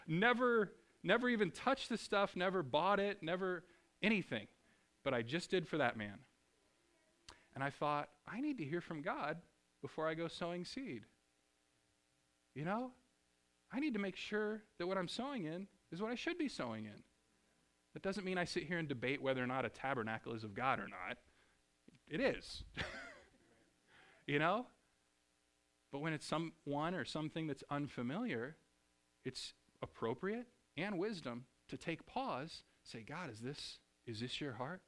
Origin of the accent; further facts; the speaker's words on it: Springfield, Missouri, United States; moved away as an adult; also born or lived in Ohio / Seattle, Washington; I grew up in Springfield, Missouri